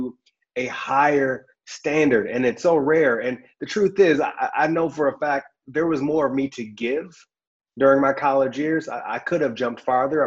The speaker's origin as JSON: {"language": "English", "region": "Michigan", "country": "United States", "said": "I'm from Michigan where it snows a lot."}